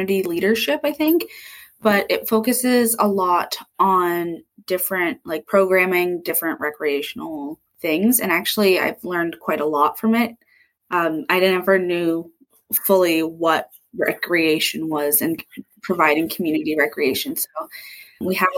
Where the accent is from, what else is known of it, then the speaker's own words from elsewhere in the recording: Dartmouth, Nova Scotia, Canada; moved away as an adult; also born or lived in Berwick / Queens; I'm from Dartmouth